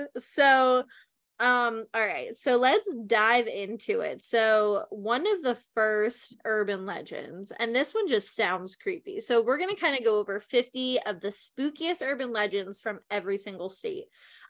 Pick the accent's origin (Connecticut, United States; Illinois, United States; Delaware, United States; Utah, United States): Delaware, United States; So we're from Delaware, just an FYI.